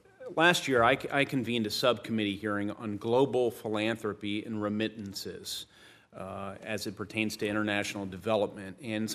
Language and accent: English; Indiana, United States; You indicated you visited my home state of Indiana.